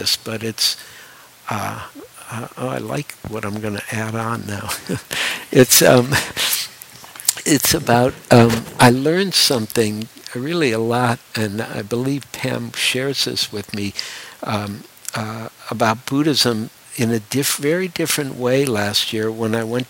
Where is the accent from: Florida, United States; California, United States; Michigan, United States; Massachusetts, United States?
Michigan, United States; Detroit; moved away; also born or lived in New York; I grew up in Detroit, and I actually have a great love for Detroit